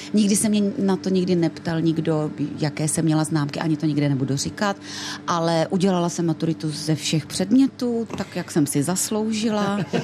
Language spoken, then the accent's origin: Czech; Ostrava, Moravian-Silesian Region, Czechia; accent: Ostrava dialect; bydlela jsem v Ostravě